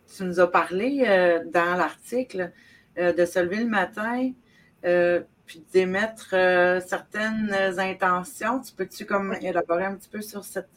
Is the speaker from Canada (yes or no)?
yes; South Shore of Montreal, Quebec, Canada; je viens du Québec, évidemment, euh, sur la rive sud de Montréal